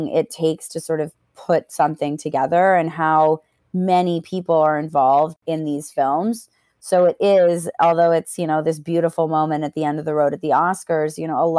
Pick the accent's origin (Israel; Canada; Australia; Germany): Canada; growing up in Canada